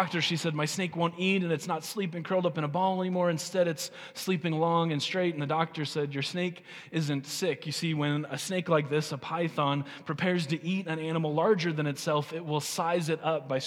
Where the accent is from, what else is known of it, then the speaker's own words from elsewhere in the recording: United States; As American and American Christians